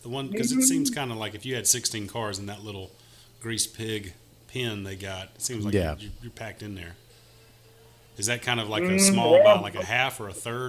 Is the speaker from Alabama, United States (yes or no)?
yes; South Alabama, United States; Well, we're from South Alabama